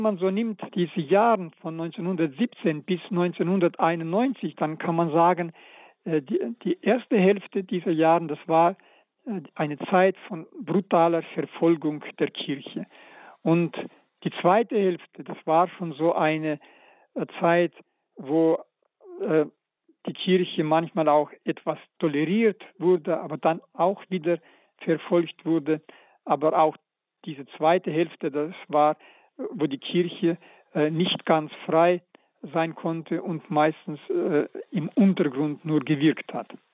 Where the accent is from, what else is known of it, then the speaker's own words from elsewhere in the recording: Karaganda, Karaganda Region, Kazakhstan; moved away; also born or lived in Novosibirsk; in Karaganda in meiner Heimatstadt und ich als elfjähriger Knabe war sogar bei seiner Beerdigung